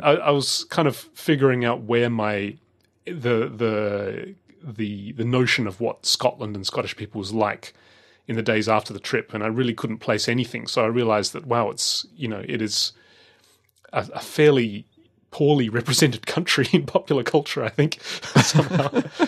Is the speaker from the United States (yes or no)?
no; Australia; growing up in Australia